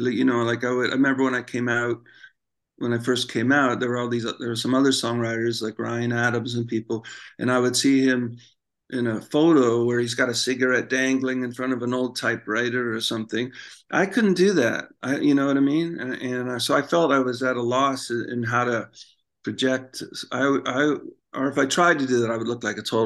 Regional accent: Canada; I'm from Canada

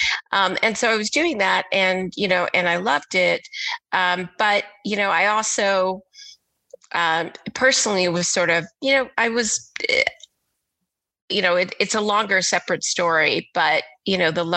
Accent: Texas, United States; moved away; also born or lived in Philadelphia; I grew up in Texas in the 80s as a little Black girl.

